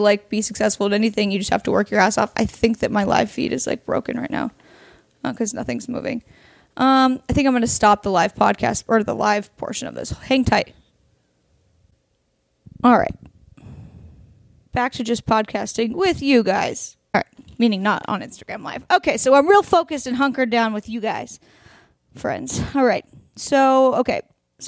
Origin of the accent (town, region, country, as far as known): Oregon, United States; born or raised there; now in Los Angeles, United States